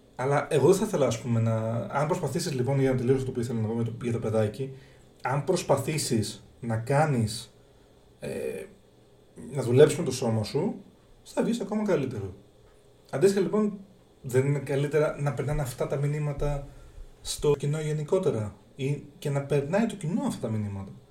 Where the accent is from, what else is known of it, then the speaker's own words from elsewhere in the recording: Greece; εμείς σαν Έλληνες